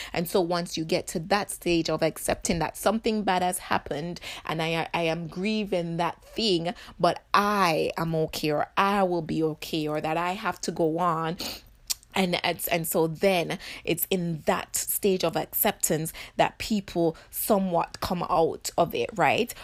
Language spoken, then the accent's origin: English; Jamaica; as Jamaican